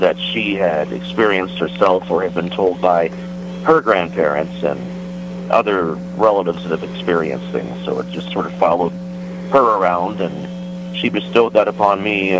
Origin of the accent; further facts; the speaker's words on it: Waverly-Beaver area, Gibbons, Ohio, United States; also born or lived in Chillicothe, Ohio; I've lived in Chillicothe since 2000, but I was raised in the Waverly-Beaver area, a small little village called Gibbons.